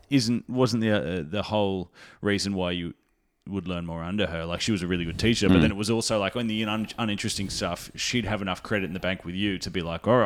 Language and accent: English; Nambour, Queensland, Australia; now in Melbourne, Australia; our Nambour High team, when I was in grade 8